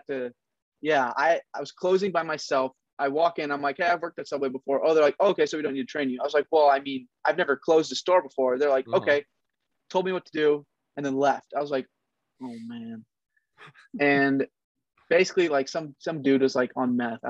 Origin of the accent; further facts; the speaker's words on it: Oregon, United States; also born or lived in Kent, Washington; Right now I'm in Oregon. I'm from Oregon. I'm like an hour away from Portland.